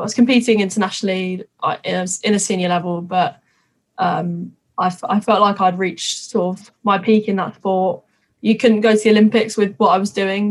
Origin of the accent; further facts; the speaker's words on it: Twickenham, London, United Kingdom; I'm from Twickenham. I literally have been brought up, born and bred rugby